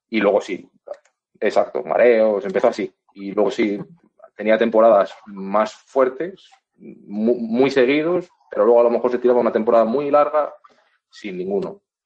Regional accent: Valladolid, Castile and León, Spain; yo soy de Valladolid, mi madre es de Valladolid

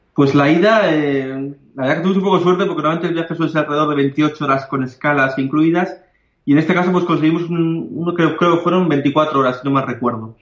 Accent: Bilbao, Basque Country, Spain; vivimos en Bilbao

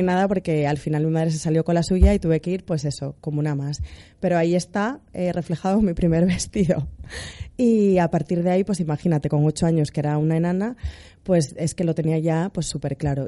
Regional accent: Asturias, Spain; soy asturiana

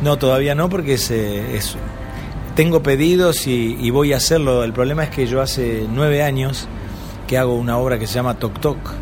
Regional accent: Paraná, Entre Ríos, Argentina; moved away as an adult; now in Buenos Aires, Argentina; yo nací en Entre Ríos, en una provincia argentina, en eh, una ciudad que se llama Paraná, una capital de provincia

